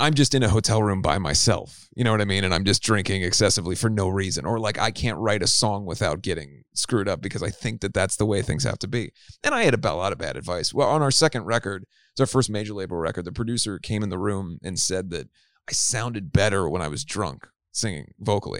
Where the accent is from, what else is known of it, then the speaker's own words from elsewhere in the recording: Cincinnati, Ohio, United States; I grew up in Cincinnati, Ohio.